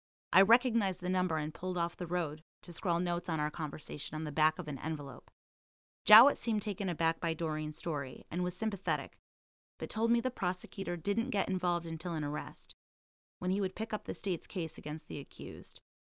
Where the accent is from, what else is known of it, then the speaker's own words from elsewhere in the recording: Meriden, Connecticut, United States; my hometown of Meriden